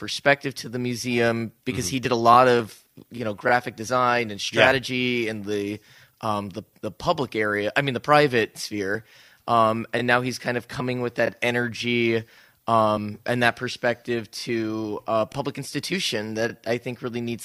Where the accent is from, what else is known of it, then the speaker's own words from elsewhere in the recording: New Jersey, United States; also born or lived in Chicago / New Orleans; now in Saugatuck, Michigan, United States; I'm born and bred in New Jersey